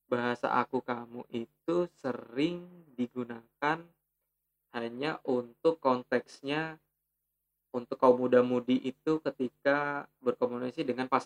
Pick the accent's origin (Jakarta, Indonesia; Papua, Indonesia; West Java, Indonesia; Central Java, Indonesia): Jakarta, Indonesia; buat gue yang lahir di Jakarta dan besar di seputaran Jakarta at least bahasa percakapan yang biasa gue gunakan dengan teman-teman itu uh, lu gua